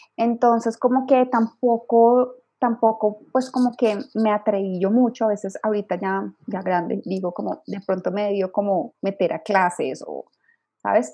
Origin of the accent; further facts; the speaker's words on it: Colombia; moved away as an adult; also born or lived in Bogotá, Colombia; now in Mexico City, Mexico; soy colombiana de nacimiento y mexicana de corazón.